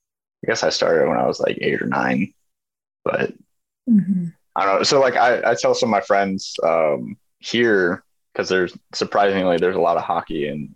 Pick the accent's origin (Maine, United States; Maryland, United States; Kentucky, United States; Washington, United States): Washington, United States; moved away as an adult; But like I grew up in Washington State, right? So I grew up in the mountains.